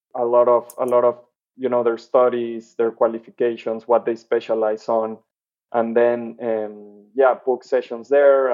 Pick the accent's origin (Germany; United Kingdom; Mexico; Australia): Mexico; Mexico City; moved away as an adult; now in United States; I'm originally from Mexico City, came to the US to do my MBA